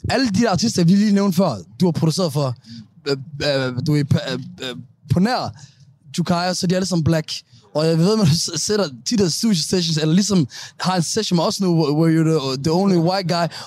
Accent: Denmark; Vi, vi, er vok- vi i vores ungdom, som somalier i Danmark, hvor mig og Hassan, vi valgte at være i den her midte, ikke?

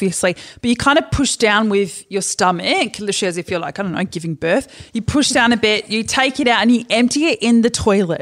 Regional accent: Perth, Western Australia, Australia; they brought us up in Perth. And I grew up in Scarborough

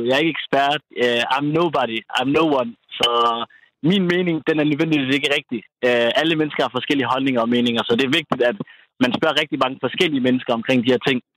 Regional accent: Somalia; now in Denmark; jeg kommer fra Somalia, jeg har boet i Danmark i så og så mange år, ja, vi spiser ris og bananer, øh, og der er sikkert mange, der griner derude, fordi vi somalier kan godt lide ris og bananer

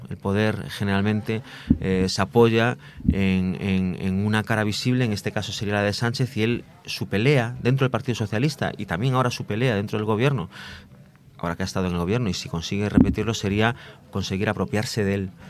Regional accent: Galicia, Spain; yo soy gallego

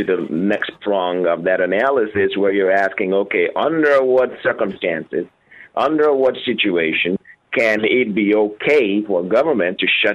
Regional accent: Nigeria; now in United States; I grew up in Nigeria under a military government.

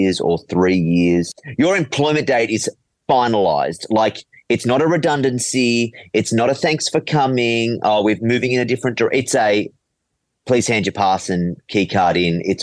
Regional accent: Penrith, New South Wales, Australia; Penrith. I grew up in Penrith

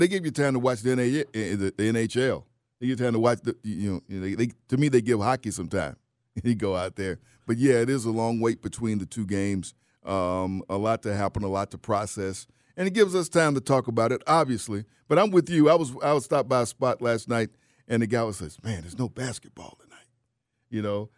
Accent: Atlanta, Georgia, United States; I was from Atlanta

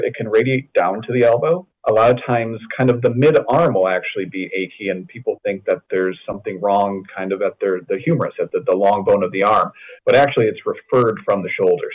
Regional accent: West Michigan, United States; I grew up in West Michigan

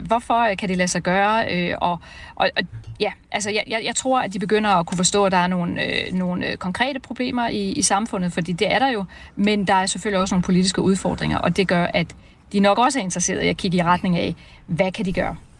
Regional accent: Denmark; vi danske socialdemokrater

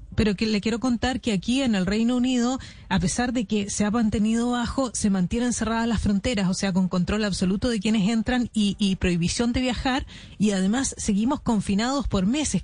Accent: Chile; accent: Chilean; now in London, United Kingdom; por mi acento se dará cuenta que soy chilena

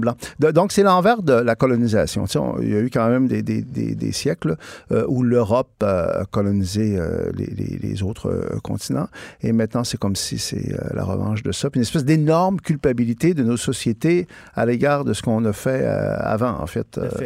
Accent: Saguenay, Quebec, Canada; moi, je viens du Saguenay

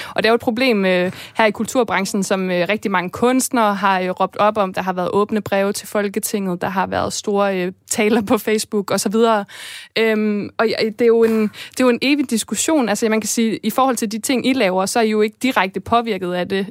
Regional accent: Denmark; vi danskere

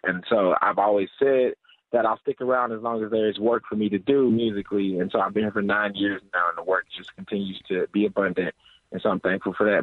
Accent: St. Louis, Missouri, United States; moved away as an adult; now in Pittsburgh, United States; I'm from St. Louis originally

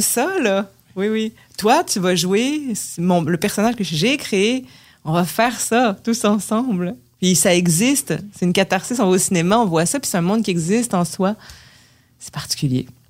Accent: Quebec, Canada; accent: québécois; si j'arrivais avec un accent québécois

